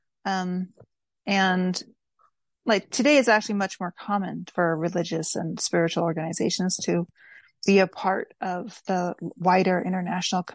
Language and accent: English; East Bay, California, United States; moved away as an adult; also born or lived in Philadelphia; now in New York, United States; I grew up in the East Bay area, and my mom lives there still.